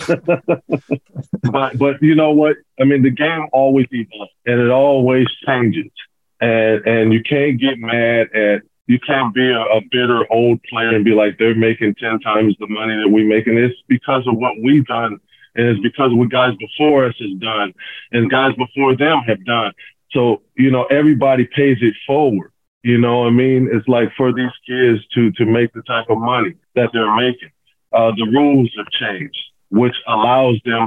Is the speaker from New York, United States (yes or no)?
no; Pasadena, California, United States; When I was a kid, it was Michael Cooper. I grew up in Michael Cooper's basketball camps. We're all from Pasadena